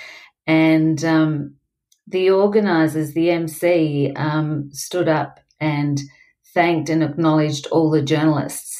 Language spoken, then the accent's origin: English; Melbourne, Victoria, Australia; my hometown